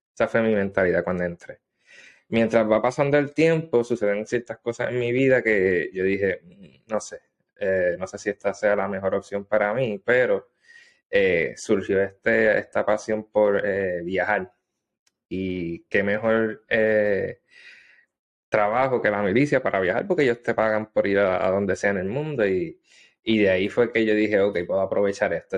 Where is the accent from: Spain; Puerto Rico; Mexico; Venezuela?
Puerto Rico; Adjuntas; moved away as an adult; also born or lived in Gurabo, Puerto Rico / South Korea; now in Japan; yo soy natural de Adjuntas, este, en mm. Puerto Rico. Eh, viví un tiempito en Gurabo... pero mayormente me estuve en Ajunta